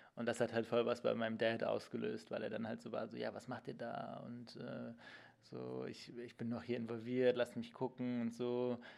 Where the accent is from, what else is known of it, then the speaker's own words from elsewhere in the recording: Cologne, North Rhine-Westphalia, Germany; moved away as an adult; also born or lived in Hildesheim; now in Berlin, Germany; in Köln, wo ich aufgewachsen bin